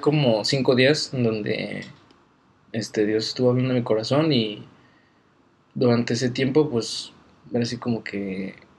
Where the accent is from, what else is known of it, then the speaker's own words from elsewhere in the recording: Guadalajara, Jalisco, Mexico; moved away as an adult; also born or lived in Aguascalientes; nací el 8 de julio en Aguascalientes, pero crecí en Guadalajara soy tapatío